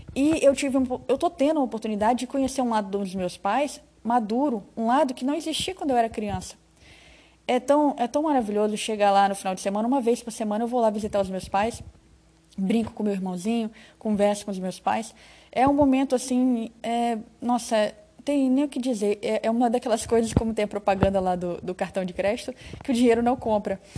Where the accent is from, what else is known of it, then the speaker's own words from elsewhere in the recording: Rondônia, Brazil; also born or lived in Espírito Santo; eu sou capixaba, mas eu moro aqui em Rondônia desde criança